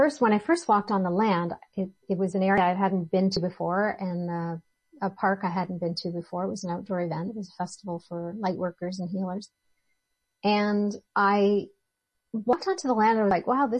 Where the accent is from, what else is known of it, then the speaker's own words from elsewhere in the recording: Ontario, Canada; moved away; also born or lived in British Columbia; I grew up in Ontario, and Ontario in Canada, the province of Ontario